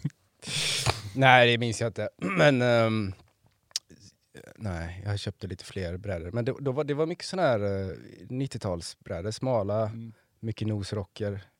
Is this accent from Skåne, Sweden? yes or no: no; Floda, Västra Götaland, Sweden; moved away as an adult; now in Varberg, Sweden; jag är ifrån eh, Floda